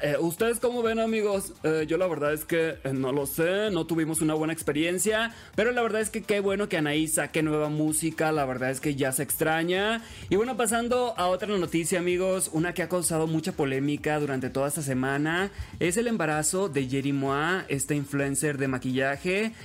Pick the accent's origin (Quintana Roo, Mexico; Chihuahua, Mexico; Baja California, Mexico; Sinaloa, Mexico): Sinaloa, Mexico; Los Mochis; moved away; also born or lived in Mexico City; soy originario de Los Mochis, Sinaloa